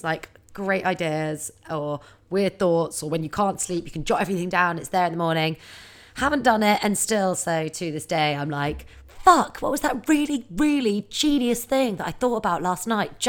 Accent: United Kingdom; I think as a Brit, there is no higher honor.

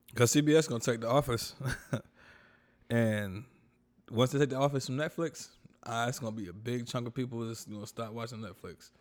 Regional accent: North Carolina, United States; I'm from North Carolina

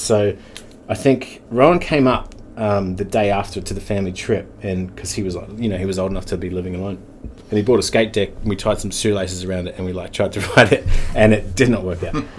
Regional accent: Wellington, New Zealand; I'm born in Wellington. Um, and uh, yeah, born in Wellington.

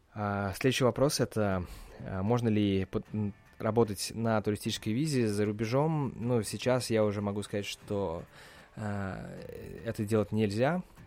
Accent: Russia; now in United States; я из России

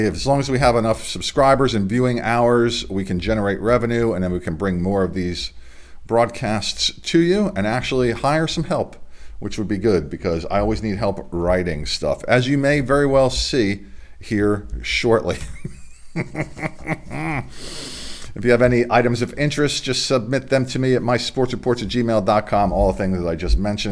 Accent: Delaware, United States; Here in my home state of Delaware

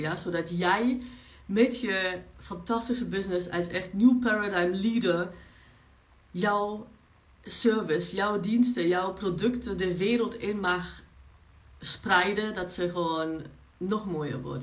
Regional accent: Germany; Dutch is a second language; moved away as an adult; also born or lived in Poland; now in Netherlands; ik ben Pools in Duitsland opgegroeid

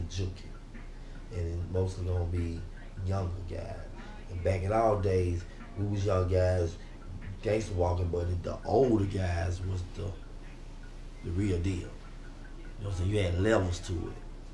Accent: Memphis, Tennessee, United States; growing up in Memphis was kind of tough

